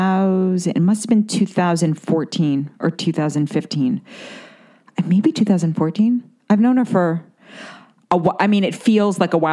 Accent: New York City, New York, United States; growing up in Manhattan and growing up around the business world

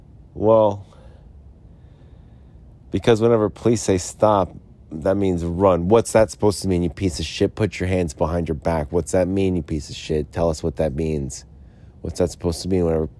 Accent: Utah, United States; Yeah, look, I'm from Utah here.

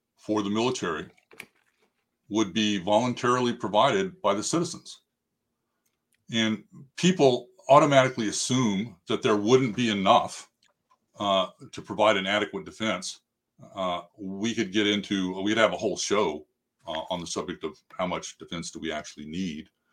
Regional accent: United States; we as the American people

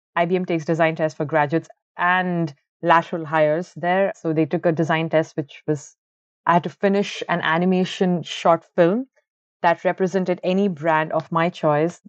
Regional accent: Bangalore, Karnataka, India; moved away as an adult; also born or lived in Ahmedabad, India; now in Ireland; originally I am from Bangalore. It's the IT capital of India, and I've been born and brought up over there.

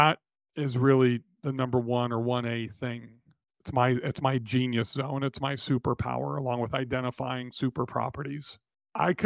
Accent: Nashville, Tennessee, United States; my hometown of Nashville, Tennessee

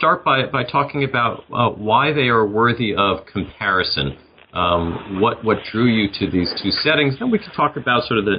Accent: New York City, New York, United States; My hometown of New York City features prominently in much of the book.

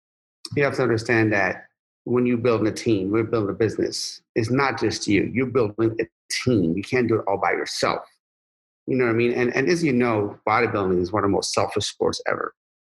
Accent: Sharon, Pennsylvania, United States; I'm from Sharon, Pennsylvania, you know? So, you know, if you make $2,000 a month in Sharon, Pennsylvania, and to this day, you're doing amazing.

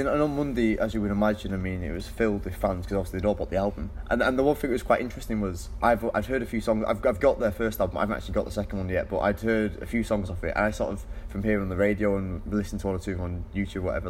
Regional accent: Manchester, North West England, United Kingdom; I'm from Manchester

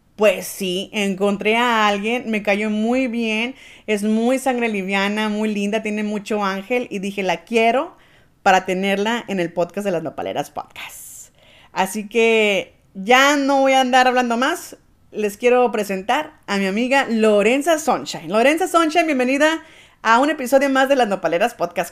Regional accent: Arizona, United States; yo soy de aquí de Arizona

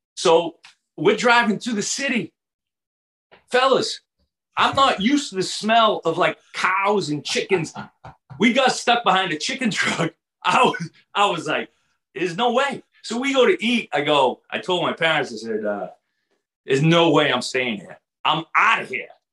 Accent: Everett, Massachusetts, United States; also born or lived in Arkansas; I grew up about four miles from the Boston Garden

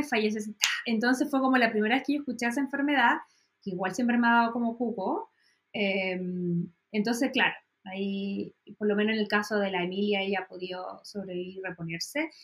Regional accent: Chile; como soy chilena

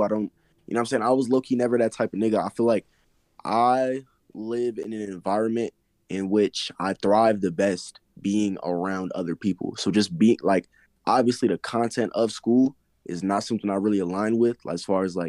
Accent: Colorado, United States; I am from Colorado

